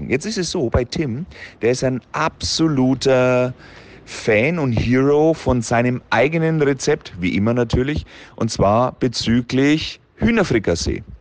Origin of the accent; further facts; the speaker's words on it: Bavaria, Germany; Ich glaube, ich, ich, ich bleibe beim Deutschen. Kann ich als Franke auch nicht richtig.